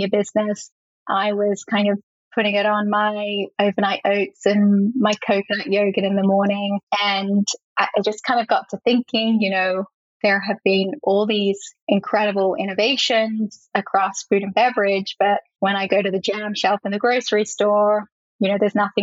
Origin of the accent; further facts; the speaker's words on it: Australia; moved away as an adult; now in Brooklyn, New York, United States; My diet had quite drastically changed from what I ate growing up in Australia to my 4 years of college in America